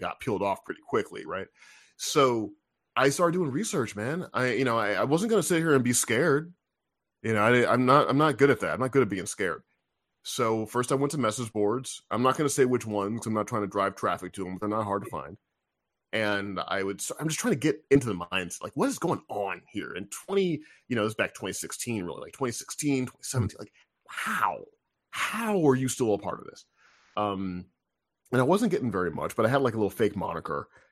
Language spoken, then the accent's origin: English; Missouri, United States; I'm from Missouri